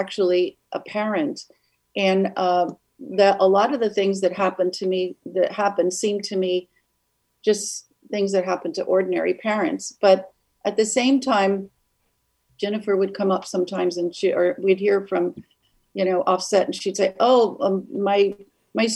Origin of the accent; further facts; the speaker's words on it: Evanston, Illinois, United States; now in Santa Monica, United States; I grew up in Evanston